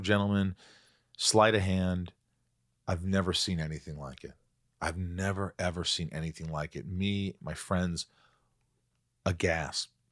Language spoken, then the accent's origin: English; Southern Indiana, United States; moved away; also born or lived in New York; I was born in New York, grew up in Indiana, Southern Indiana